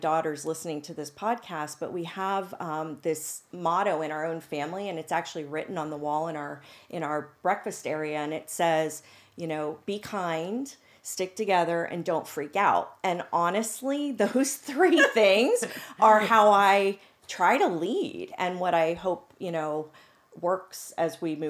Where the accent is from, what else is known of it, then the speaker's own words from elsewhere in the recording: Pennsylvania, United States; because I felt like, well, I'm from Central PA. Do I really know what I'm doing?